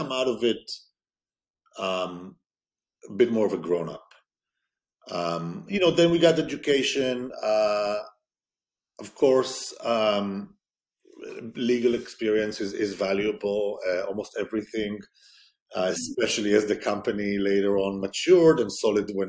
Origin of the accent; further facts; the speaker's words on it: Israel; growing up in Israel, the army piece is not discretionary.